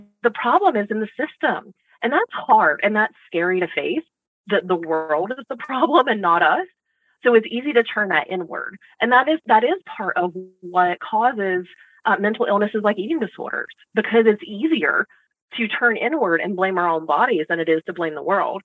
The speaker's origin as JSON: {"language": "English", "region": "Southern United States", "country": "United States", "tie": "born or raised there", "said": "I grew up in the Southern United States"}